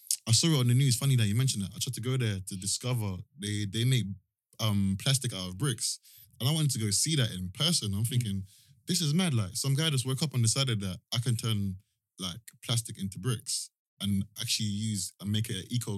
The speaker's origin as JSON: {"language": "English", "country": "Jamaica", "tie": "born or raised there", "also_born_or_lived": "Brixton, London / Croydon, London", "moved": "yes", "lives_now": "London, United Kingdom", "said": "I grew up in Jamaica"}